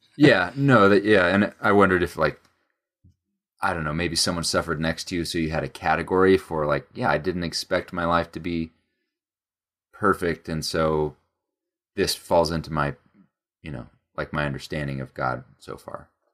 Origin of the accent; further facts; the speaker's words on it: United States; we're American